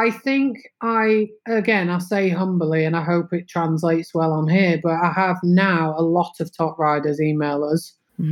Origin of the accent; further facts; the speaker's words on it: England, United Kingdom; moved away as an adult; also born or lived in London / Windsor; now in Netherlands; I'm very English.